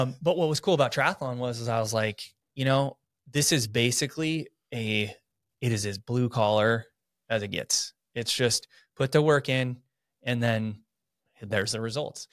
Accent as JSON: {"language": "English", "town": "Coeur d'Alene", "region": "Idaho", "country": "United States", "tie": "born or raised there", "also_born_or_lived": "Southern California", "said": "I, for the most part, have lived my life here. Went to Coeur d'Alene High School"}